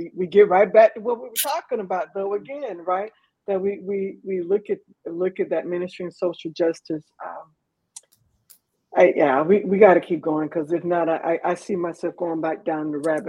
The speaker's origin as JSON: {"language": "English", "region": "Texas", "country": "United States", "said": "we're from Texas"}